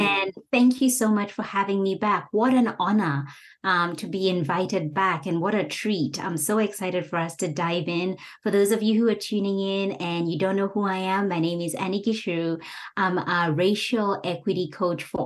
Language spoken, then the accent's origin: English; Kenya; moved away; returning back home to Kenya after 4 years